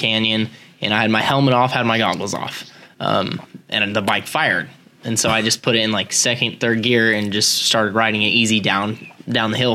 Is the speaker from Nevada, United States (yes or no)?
yes; Las Vegas, Nevada, United States; I'm from Vegas. I'm not from Pahrump.